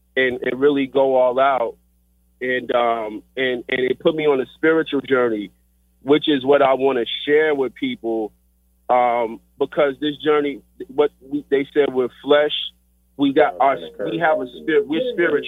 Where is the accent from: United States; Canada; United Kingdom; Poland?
United States; Riverdale, Georgia; I was raised in Riverdale, Georgia.